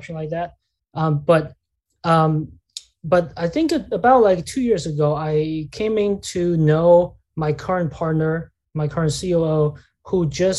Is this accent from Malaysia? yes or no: no; China; moved away; I grew up in China